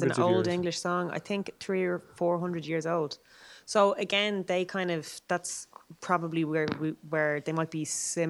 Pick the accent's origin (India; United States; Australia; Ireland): Ireland; Dublin, Leinster; obviously I'm from Dublin